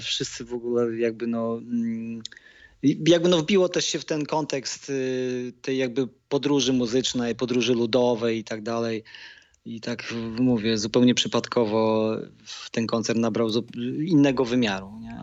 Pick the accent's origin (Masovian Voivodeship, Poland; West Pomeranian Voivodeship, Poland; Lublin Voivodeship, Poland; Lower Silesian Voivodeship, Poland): Lower Silesian Voivodeship, Poland; also born or lived in Dęblin; ja jestem stąd, jestem z Podświdnicy